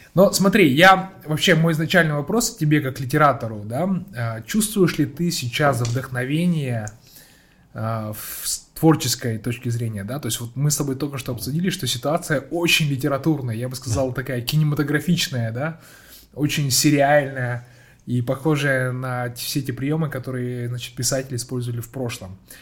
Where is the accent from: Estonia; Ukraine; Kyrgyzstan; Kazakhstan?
Kazakhstan; Petropavl, North Kazakhstan Region; я сам просто родом из Петропавловска, да. с, я сам самого севера Казахстана